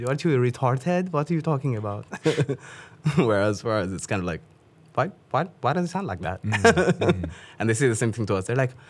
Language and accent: English; Pakistan; I'm like, because I'm from Pakistan. And she's like, no, you're not. And I'm like, no, yes, I am. She's like, no, you're not. And I'm like, I think I would know where I'm from.